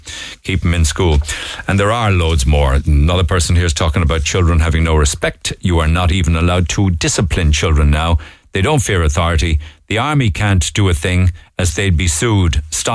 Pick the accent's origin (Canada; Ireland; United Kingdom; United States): Ireland; Cork, Munster; I grew up in Knocknaheeny, a great place and part of my life, but I got married and moved out of the city.